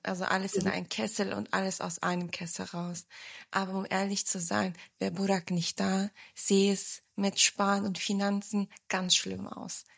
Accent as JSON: {"language": "German", "town": "Braunschweig", "region": "Lower Saxony", "country": "Germany", "tie": "born or raised there", "also_born_or_lived": "Wiesbaden", "moved": "as an adult", "lives_now": "Stuttgart, Germany", "said": "ich bin ja in Braunschweig aufgewachsen"}